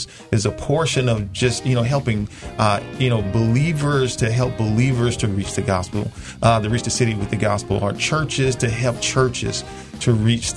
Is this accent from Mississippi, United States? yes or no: yes; Southaven, Mississippi, United States; moved away as an adult; now in Memphis, United States; I grew up in South Haven, Mississippi, so in the Mid-South area